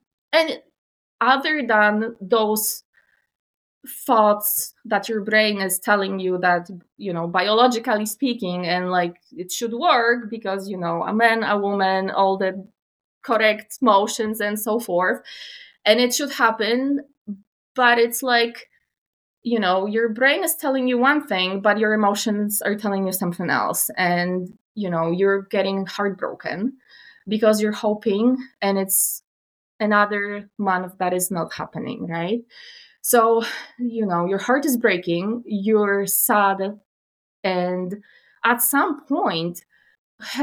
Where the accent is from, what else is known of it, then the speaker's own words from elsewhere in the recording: Poland; moved away as an adult; now in Canada; I was raised still in Poland. My family stayed there and I was raised there